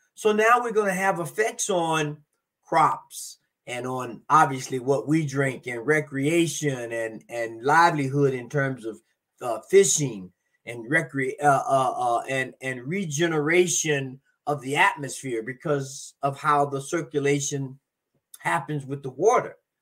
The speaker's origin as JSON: {"language": "English", "region": "Florida", "country": "United States", "tie": "born or raised there", "said": "my home state of Florida"}